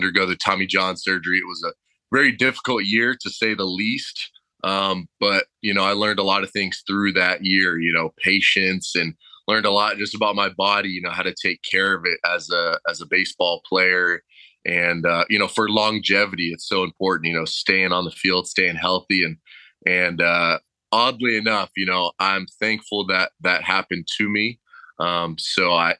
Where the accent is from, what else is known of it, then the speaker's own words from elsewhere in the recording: Temecula, California, United States; coming from Southern California, born and raised, growing up in Temecula